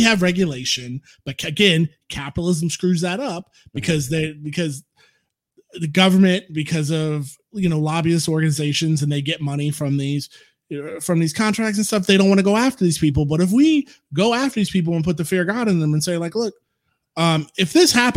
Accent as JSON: {"language": "English", "region": "Florida", "country": "United States", "tie": "born or raised there", "moved": "yes", "said": "my hometown"}